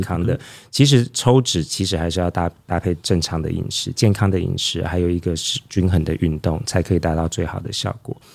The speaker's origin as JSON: {"language": "Chinese", "country": "Taiwan", "said": "我们台湾人"}